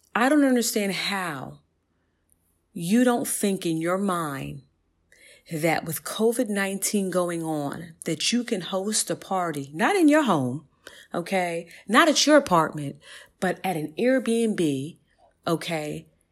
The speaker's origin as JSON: {"language": "English", "town": "New York City", "region": "New York", "country": "United States", "tie": "born or raised there", "said": "I grew up in Southside Jamaica, Queens"}